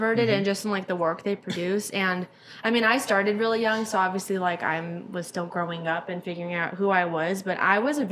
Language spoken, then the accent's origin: English; Palm Springs, California, United States; that's my hometown